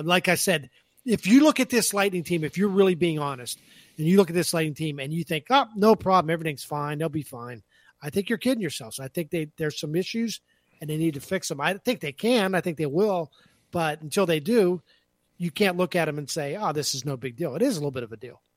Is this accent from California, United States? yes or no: no; Pennsylvania, United States; When I was a little kid growing up in Pennsylvania